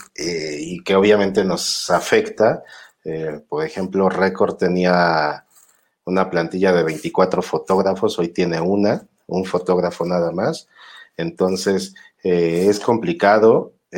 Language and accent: Spanish; Mexico